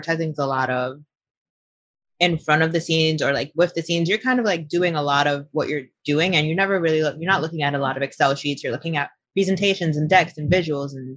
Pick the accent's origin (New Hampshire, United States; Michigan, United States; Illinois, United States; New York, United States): New York, United States; New York City; I was born in Queens, particularly Flushing, Queens